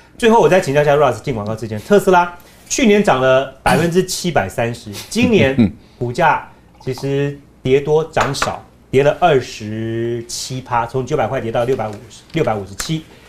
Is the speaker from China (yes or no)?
no; Taiwan; 我们自己台湾